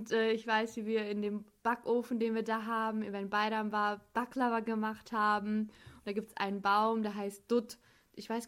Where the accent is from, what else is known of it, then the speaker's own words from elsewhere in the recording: Bielefeld, North Rhine-Westphalia, Germany; also born or lived in Devrek, Turkey (ancestry); ich bin in Bielefeld geboren, meine Wurzeln liegen in Devreck.